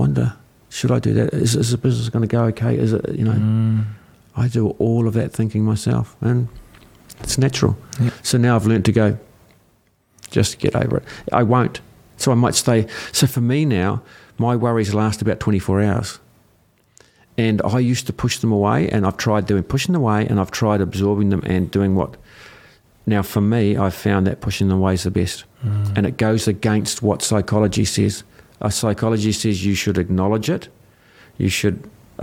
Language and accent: English; New Zealand; I'm a New Zealander. I'm a Kiwi.